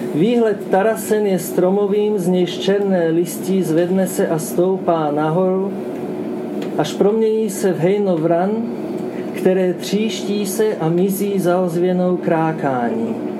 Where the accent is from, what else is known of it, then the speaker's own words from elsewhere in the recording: Slovakia; first language Slovak; Czech is a second language; also born or lived in Luxembourg; now in Czech Republic; překládám svoje vlastní básně ze slovenštiny do češtiny, protože jsem Slovák. Ale žiju tady už dost dlouho